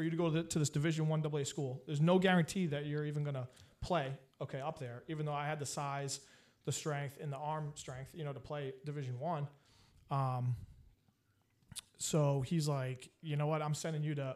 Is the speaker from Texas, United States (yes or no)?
no; Boston, Massachusetts, United States; I'm originally from the Boston, you know, Boston area, basically, you could say, because we moved around a bunch of times